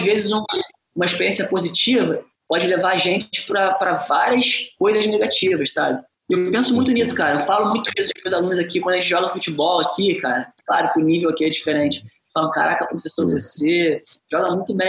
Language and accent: Portuguese; Brazil; now in Singapore; Eu penso muito nas pessoas do Brasil, é lógico, porque é o uhum. lugar da uhum. onde eu venho, de onde eu venho